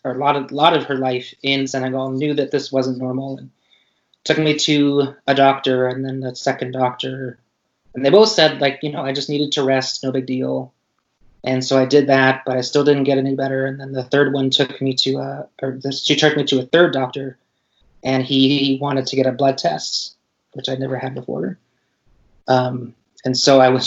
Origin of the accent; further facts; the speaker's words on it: Pacific Northwest, United States; I grew up in the Northwest